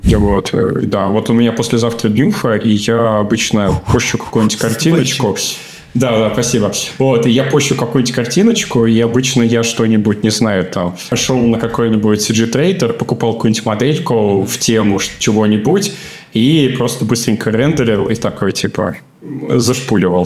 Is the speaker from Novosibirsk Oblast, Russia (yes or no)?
no; Smolensk, Smolensk Oblast, Russia; moved away as an adult; now in Germany; я вырос в Смоленске, и это такой маленький региональный город